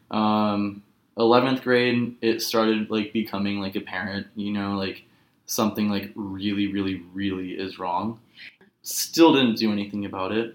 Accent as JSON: {"language": "English", "town": "Los Angeles", "region": "California", "country": "United States", "tie": "born or raised there", "also_born_or_lived": "Berlin", "said": "a rough come down back to my hometown."}